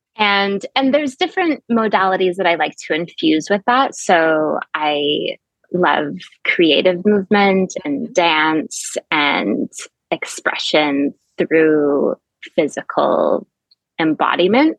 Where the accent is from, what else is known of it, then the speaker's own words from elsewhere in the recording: suburb of Albany, New York, United States; also born or lived in Montreal, Quebec, Canada; now in Florida, United States; I then moved to the States when I was six years old to a suburb of Albany, New York. And so did all of my schooling in the Albany area